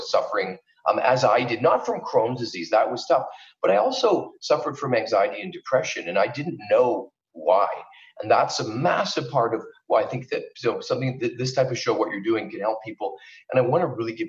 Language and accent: English; Canada; moved away as an adult; also born or lived in Vancouver, British Columbia, Canada; now in Los Angeles, United States; I'm originally from Canada, and that's where I practiced for the first 10 years of my life. I was in Vancouver, British Columbia